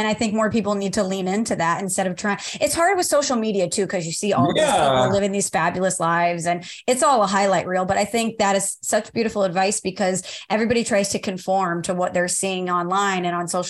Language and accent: English; Midwest, United States; I'm from the Midwest